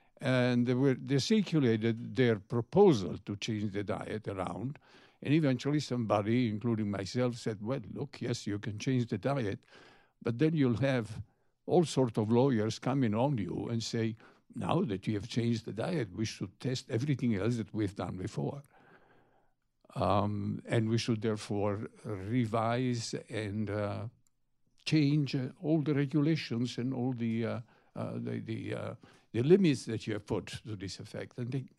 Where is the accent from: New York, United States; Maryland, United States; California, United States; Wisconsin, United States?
Maryland, United States; Bethesda; from Bethesda.